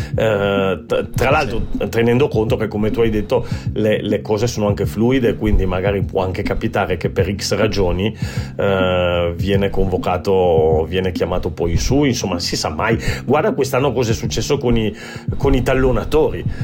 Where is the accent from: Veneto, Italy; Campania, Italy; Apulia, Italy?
Veneto, Italy; Treviso; also born or lived in Turin; sono torinese di, di, di, famiglia, però cresciuto a Treviso